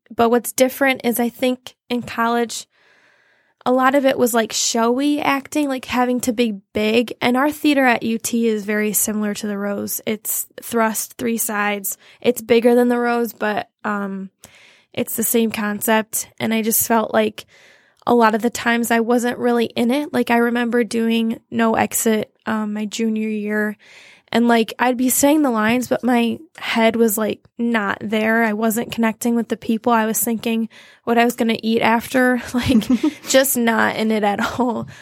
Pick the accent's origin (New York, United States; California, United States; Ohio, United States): Ohio, United States; Toledo; moved away as an adult; now in Chelsea, United States; I grew up in Toledo, Ohio, which is about an hour from Chelsea.